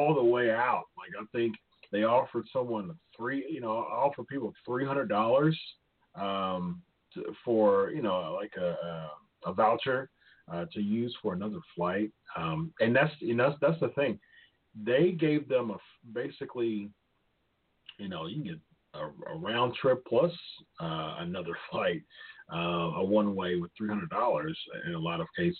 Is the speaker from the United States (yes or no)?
yes; Ohio, United States; It was in my home state as well